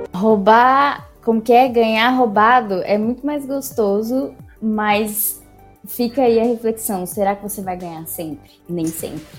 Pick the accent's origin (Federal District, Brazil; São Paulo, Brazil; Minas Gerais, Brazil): Federal District, Brazil; Brasília; a gente é de Brasília